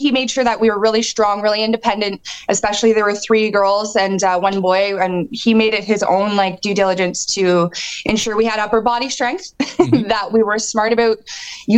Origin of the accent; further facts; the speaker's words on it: Ontario, Canada; also born or lived in the Maritimes; I am from the Maritimes, but I grew up in Ontario